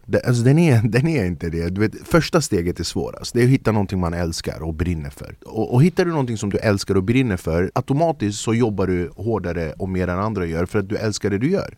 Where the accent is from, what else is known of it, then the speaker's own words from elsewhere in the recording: Flemingsberg, Stockholm County, Sweden; also born or lived in Södermalm, Stockholm; now in Stockholm, Sweden; Jag är född och uppvuxen i Flemingsberg